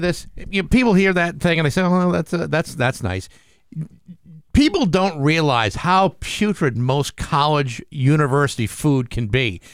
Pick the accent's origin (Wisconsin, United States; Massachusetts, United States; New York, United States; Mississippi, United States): Massachusetts, United States; Rehoboth; Dighton is uh, the next town over from my hometown of Rehoboth